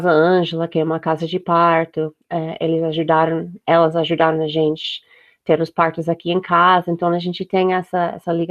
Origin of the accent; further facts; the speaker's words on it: United States; Portuguese is a second language; E como eu sou dos Estados Unidos, eu tive muito ajuda porque é, tem muito material disponível lá, diferente do que aqui.